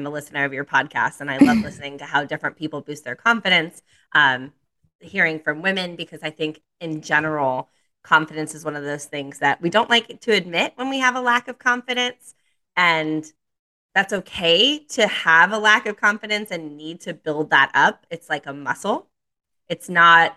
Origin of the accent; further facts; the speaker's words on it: Miami, Florida, United States; moved away as an adult; also born or lived in Naples, Florida; now in Charlotte, United States; I'm from Miami, Florida. I moved to Charlotte 2 years ago after a solo travel journey. I lived in Miami, Florida until I was 30 years old